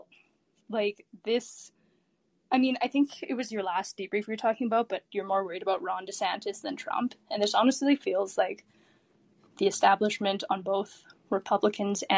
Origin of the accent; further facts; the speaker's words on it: Canada; I'm Canadian.